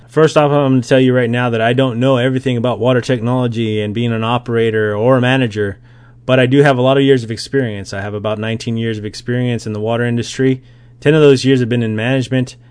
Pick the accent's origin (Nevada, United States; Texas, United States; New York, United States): Nevada, United States; Las Vegas; I grew up in Las Vegas, Nevada